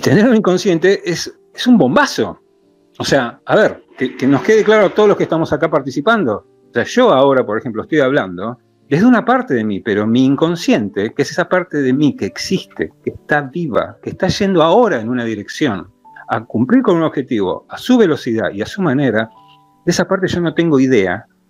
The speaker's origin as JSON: {"language": "Spanish", "country": "Argentina", "said": "como argentino"}